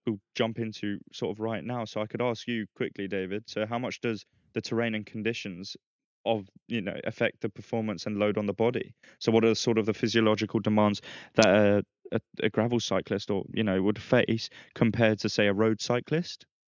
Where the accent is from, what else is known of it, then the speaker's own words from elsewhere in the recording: Philippines; now in Spain; my hometown, Philippines